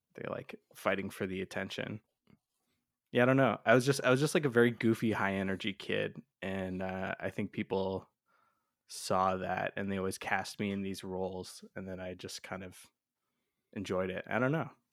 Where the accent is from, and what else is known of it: London, Ontario, Canada; born or raised there; also born or lived in Toronto